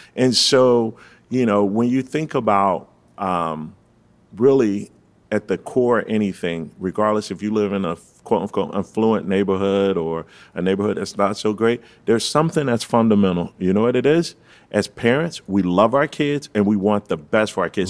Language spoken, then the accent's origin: English; Fort Lauderdale, Florida, United States; I'm From the three three three one one